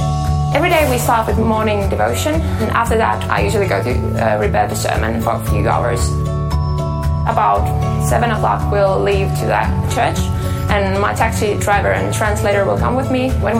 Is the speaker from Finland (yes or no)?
yes; Finland; I come from Finland. I live on the countryside. We have like two neighbors and I'm the fourth child, youngest, and I'm still in high school. I came to God 1 year ago.